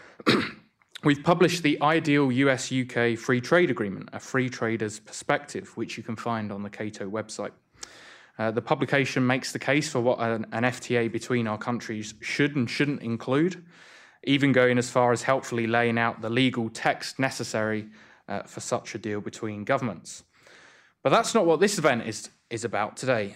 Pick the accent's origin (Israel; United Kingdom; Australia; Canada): United Kingdom; now in Washington, United States; I'm from the other side of the pond